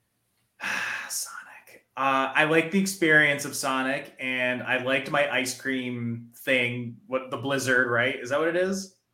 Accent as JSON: {"language": "English", "region": "New Jersey", "country": "United States", "said": "I'm from New Jersey. I'm from the land of diners."}